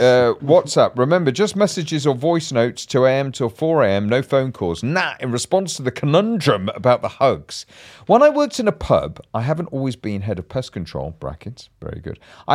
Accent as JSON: {"language": "English", "town": "Bolton", "region": "North West England", "country": "United Kingdom", "said": "I'm from Bolton."}